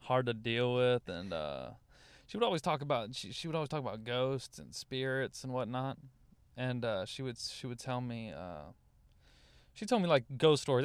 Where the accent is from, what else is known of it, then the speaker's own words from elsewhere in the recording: Louisiana, United States; also born or lived in Dallas; now in Los Angeles, United States; I'm from Louisiana